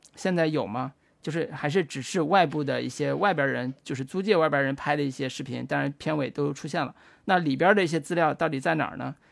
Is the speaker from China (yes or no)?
yes; China; 作为一个中国人吧